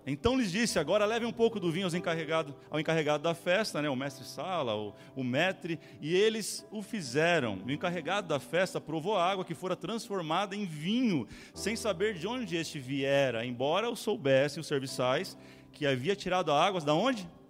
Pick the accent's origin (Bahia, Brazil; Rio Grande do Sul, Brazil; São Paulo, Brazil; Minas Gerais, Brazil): São Paulo, Brazil; São Bernardo do Campo; Tinha muito bichinho no terreno onde eu, onde eu cresci, ali em Nova Petrópolis